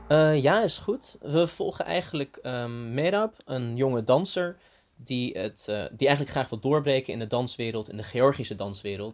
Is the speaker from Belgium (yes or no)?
no; Antalya, Turkey; now in Leiden, Netherlands; ik ben in Turkije geboren en opgegroeid